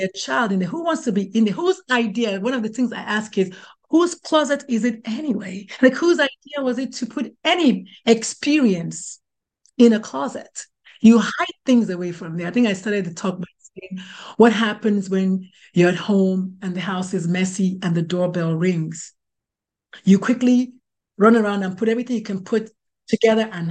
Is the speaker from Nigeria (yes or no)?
yes; Nigeria; moved away as an adult; now in United States; I was born, bred, buttered, and slightly burned in Nigeria.